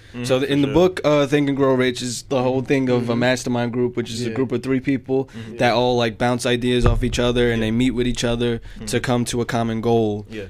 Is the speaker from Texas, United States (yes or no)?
no; New York City, New York, United States; I was born in Staten Island Hospital.